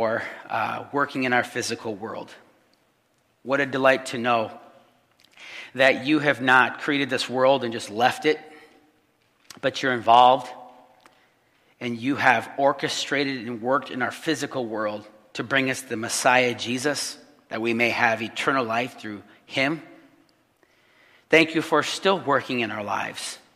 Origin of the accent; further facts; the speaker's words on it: Illinois, United States; moved away; also born or lived in Chicago; Here we are, three people that were actually born and raised in Illinois